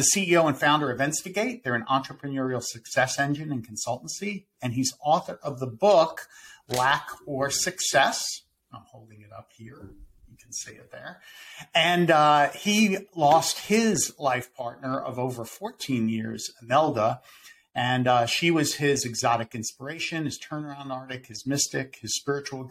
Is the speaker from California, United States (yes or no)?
no; Winter Park, Florida, United States; my hometown here of Winter Park, Florida